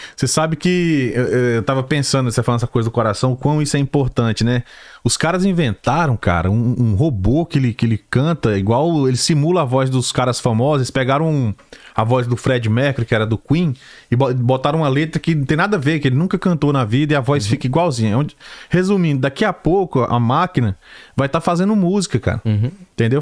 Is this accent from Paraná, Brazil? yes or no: no; Brasília, Federal District, Brazil; now in United States; a gente é da segunda geração, da de Brasília, são os brasilienses